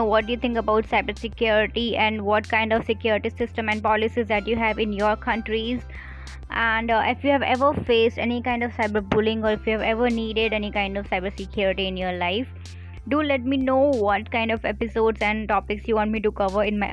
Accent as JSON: {"language": "English", "country": "India", "said": "I'm from India"}